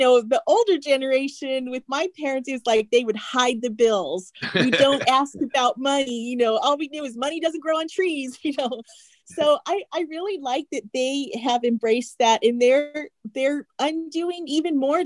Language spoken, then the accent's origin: English; Phoenix, Arizona, United States; my hometown of Phoenix, Arizona